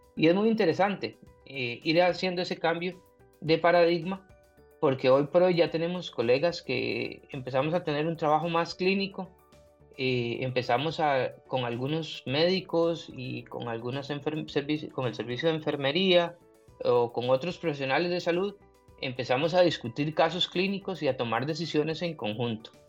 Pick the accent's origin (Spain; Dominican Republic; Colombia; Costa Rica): Costa Rica; Turrialba, Cartago; moved away as an adult; now in Pococí, Costa Rica; Yo soy foráneo, soy de Turrialba originario y ahora soy pocosiseño